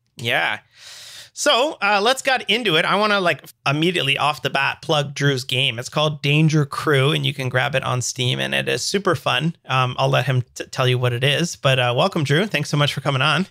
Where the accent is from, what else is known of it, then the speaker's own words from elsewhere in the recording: Canada; I'm a dev from Canada.